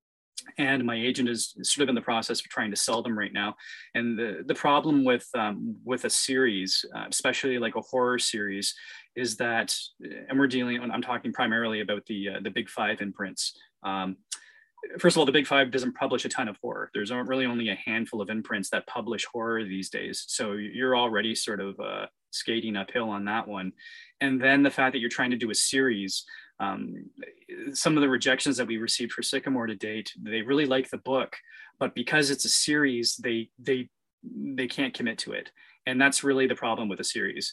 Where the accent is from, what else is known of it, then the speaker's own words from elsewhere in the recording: Canada; being Canadian